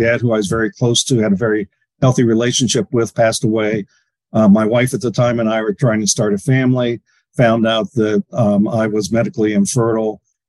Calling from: Bainbridge Island, Washington, United States; Bainbridge Island, Washington.

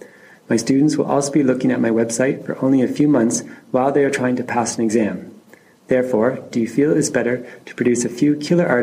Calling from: Japan; I'm calling from Japan.

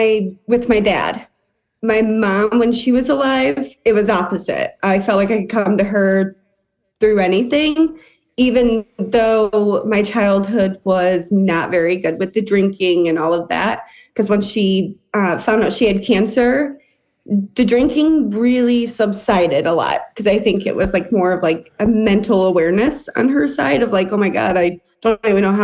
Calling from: Illinois, United States; Close to Chicago.

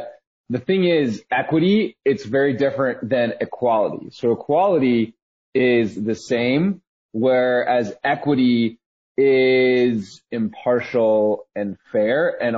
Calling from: Austin, Texas, United States; I am calling in from Austin, Texas.

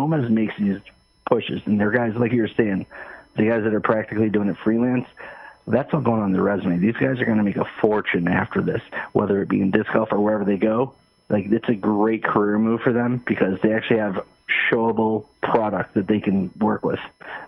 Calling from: Michigan, United States; This is … from Michigan.

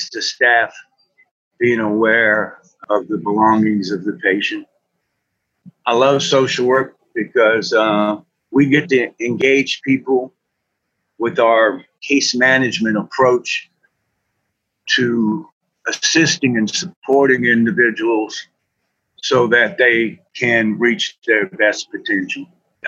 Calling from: Lafayette, Louisiana, United States; I'm reporting from Lafayette, Louisiana.

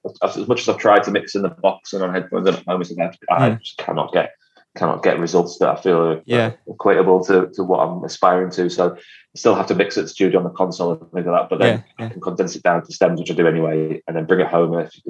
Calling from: Liverpool, North West England, United Kingdom; Well, I'm at home in Liverpool, I'm about a mile from my studio, which is the Motor Museum, which is in South Liverpool.

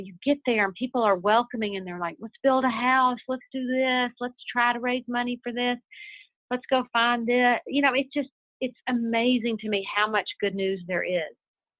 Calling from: Texas, United States; I'm calling you from Texas right now

